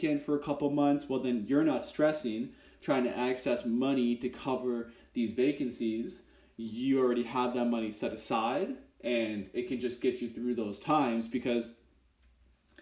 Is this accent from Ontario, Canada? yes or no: yes; Kitchener-Waterloo, Ontario, Canada; I'm from Kitchener-Waterloo, Canada